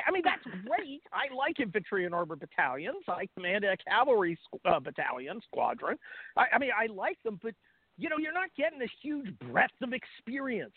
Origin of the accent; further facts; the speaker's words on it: Bay Area, California, United States; I came from California. You know, I was from the Bay Area